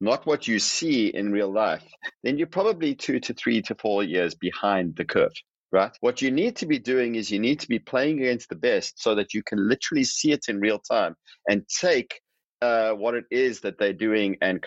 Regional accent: South Africa; moved away; I'm originally from South Africa

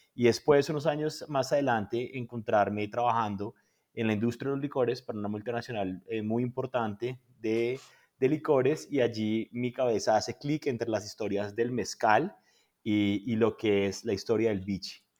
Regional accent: Colombia; nosotros, por ejemplo, en Colombia

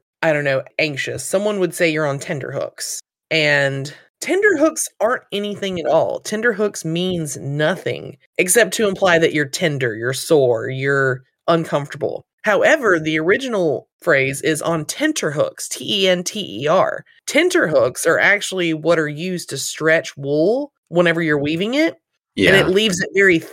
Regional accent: the South, Southern United States, United States; as a Southerner

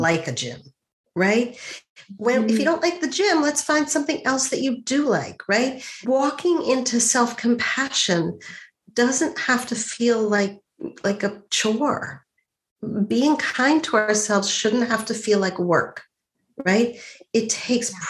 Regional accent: Montreal, Quebec, Canada; I grew up in Montreal

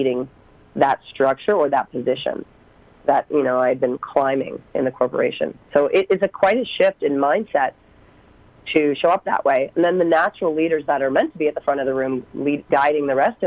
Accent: East Coast of Canada, Atlantic Canada, Canada; moved away as an adult; I'm actually from the East Coast in Canada, so literally drove across the country

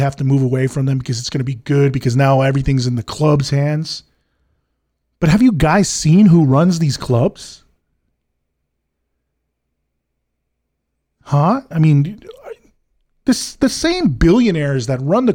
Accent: United States; I grew up in the States.

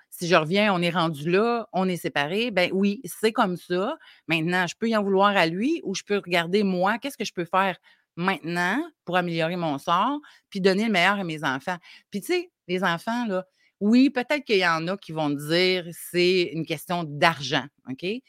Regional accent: Côte-Nord, Quebec, Canada; Je viens de la Côte-Nord

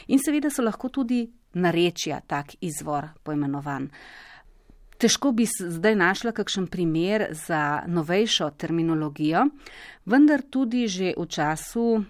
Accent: Slovenia; smo Slovenci

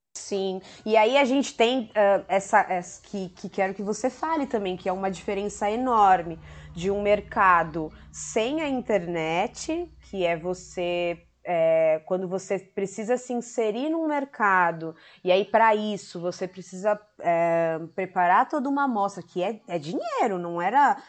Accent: São Paulo, Brazil; São Paulo, minha terra

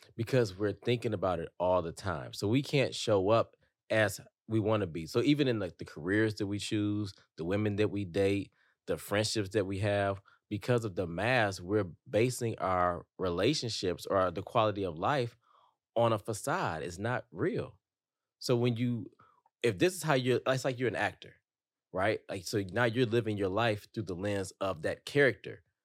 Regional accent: Detroit, Michigan, United States; growing up in Detroit, like, if you showed too many emotions, you're a target

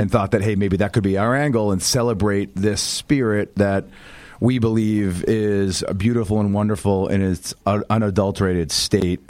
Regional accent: Boston, Massachusetts, United States; also born or lived in outside New York City; now in New York City area, United States; I'm a northeaster, born and raised, grew up right outside Boston

